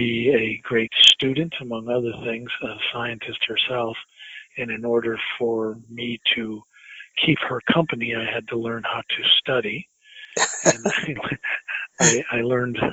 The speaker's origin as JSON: {"language": "English", "region": "Illinois", "country": "United States", "tie": "born or raised there", "said": "When I was growing up, I wanted to be a professional athlete, like a lot of young boys growing up in Illinois"}